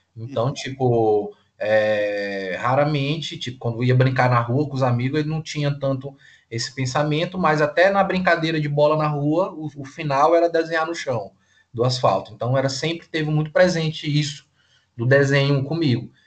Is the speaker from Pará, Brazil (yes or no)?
yes; Tucuruí, Pará, Brazil; eu nasci em Tucuruí, no Pará, que é um estado aqui ao lado do Maranhão